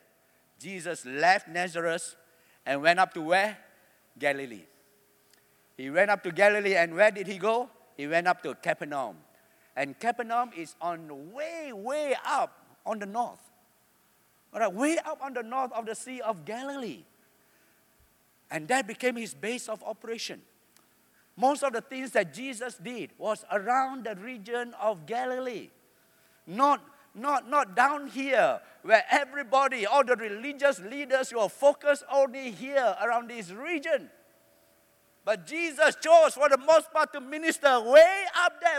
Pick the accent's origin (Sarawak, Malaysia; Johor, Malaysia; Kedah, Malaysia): Kedah, Malaysia; Alor Setar; I'm from Alostar